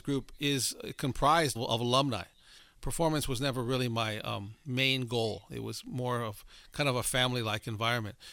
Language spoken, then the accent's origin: English; Southern California, United States; I grew up in Southern California, a Mexican-American family